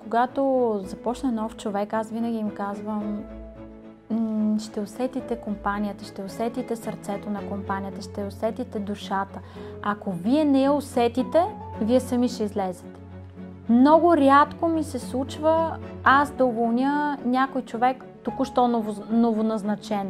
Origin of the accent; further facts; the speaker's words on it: Troyan, Lovech Province, Bulgaria; Аз съм от Троян. Много обичам родния ми град.